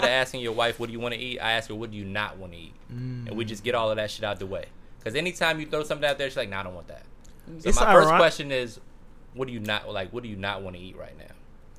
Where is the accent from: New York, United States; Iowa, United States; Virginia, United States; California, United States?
Virginia, United States; Richmond; I'm from Richmond.